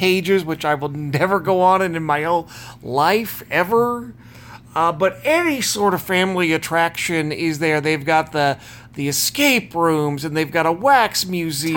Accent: the Northwest, Pacific Northwest, United States; growing up in the Northwest

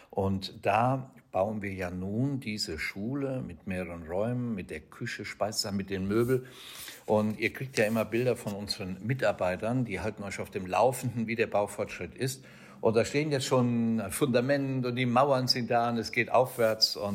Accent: Rhineland-Palatinate, Germany; habe mich zum Pilot ausbilden lassen in Rheinland-Pfalz, meiner Heimat, und habe die Stiftung Fly and Help gegründet 2009.

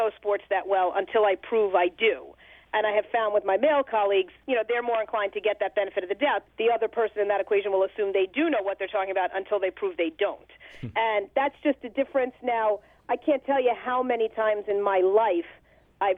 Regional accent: Bergen County, New Jersey, United States; I grew up in Bergen County, New Jersey, moved there when I was 5 years old.

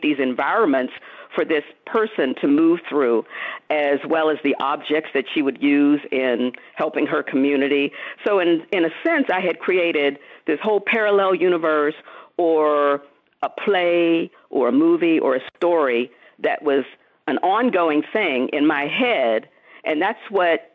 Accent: Pittsburgh, Pennsylvania, United States; when I was growing up in Pittsburgh

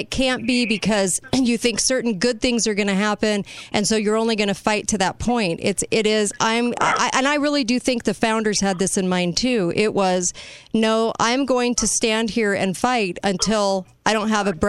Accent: California, United States; I'm from there. I was raised in California

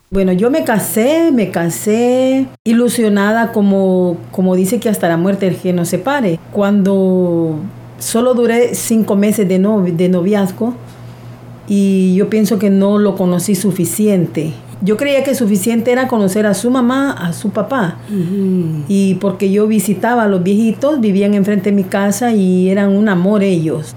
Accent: Honduras; soy de Honduras, vivo en un pueblo no tan grande, se llama La Lima

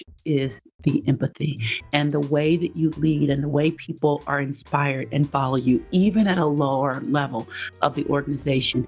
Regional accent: Nashville, Tennessee, United States; moved away as an adult; also born or lived in Evanston, Illinois; now in Minnesota, United States; I ended up going to Vanderbilt for graduate school, but that was my safe school. And I thought it was safe, not because of the rigor or academics or being able to get in, but because it was in my hometown.

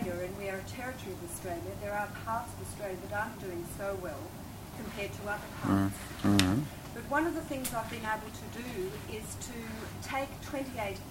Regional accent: Norfolk Island; I'm from Norfolk Island

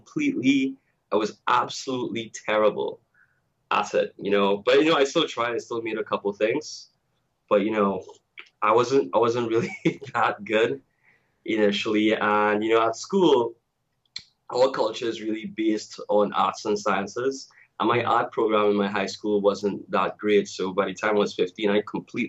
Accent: Tobago, Trinidad & Tobago; I'm originally from Trinidad and Tobago. And for those who don't know, that's a twin island republic. It's the last two islands in the Caribbean chain. We have a population of maybe 1.3 million. And I grew up in Tobago

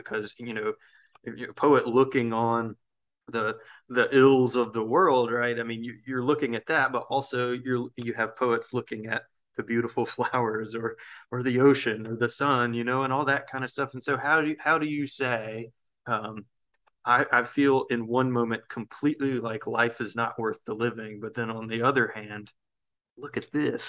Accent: the South, United States; I think being a Southerner naturally requires having two conflicting ideas in your head at one time, right? You know, that this sort of, in the South, for example, we always feel like we're being pulled back into some sort of toxic thing

